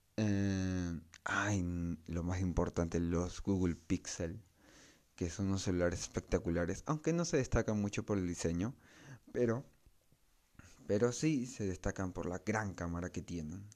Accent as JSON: {"language": "Spanish", "country": "Peru", "said": "yo soy de Perú"}